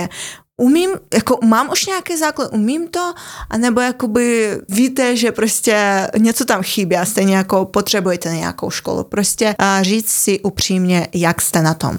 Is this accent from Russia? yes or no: yes; Siberia, Russia; accent: Russian; Czech is a second language; now in Czech Republic; jsem vyrůstala na Sibíři a ano, je mi to úplně jedno, že je to, je to slyšet